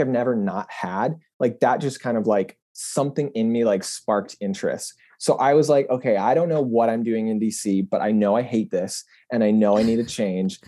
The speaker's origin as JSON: {"language": "English", "town": "Grand Rapids", "region": "Michigan", "country": "United States", "tie": "born or raised there", "also_born_or_lived": "Washington, D.C.", "moved": "yes", "said": "my hometown, which was Grand Rapids at the time"}